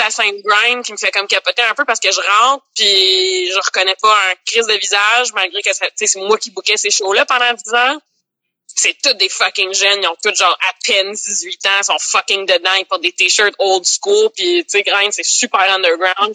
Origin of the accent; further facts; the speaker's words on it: Laval, Quebec, Canada; also born or lived in Montreal; j'ai grandi à Laval, mais je suis née à Montréal